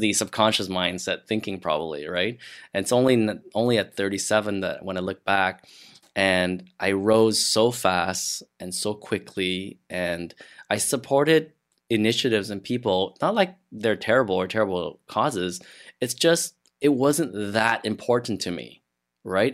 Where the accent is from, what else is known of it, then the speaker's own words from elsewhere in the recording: Montreal, Quebec, Canada; moved away as an adult; now in Ottawa, Canada; I'm from Montreal. That's where I grew up. And I had just moved to Ottawa a year or so